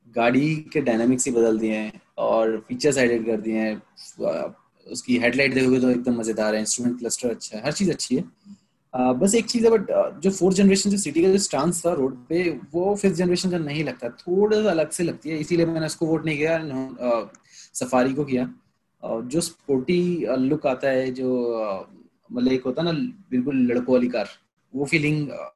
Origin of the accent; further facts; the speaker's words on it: Meerut, Uttar Pradesh, India; मेरा ही शहर हो गया मेरठ मैं मेरठ से हूँ